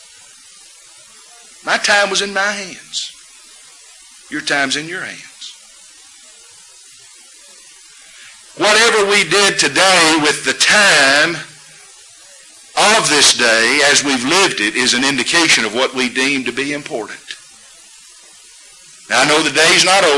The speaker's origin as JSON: {"language": "English", "town": "Huntsville", "region": "Alabama", "country": "United States", "tie": "born or raised there", "moved": "yes", "said": "I grew up in Huntsville, Alabama"}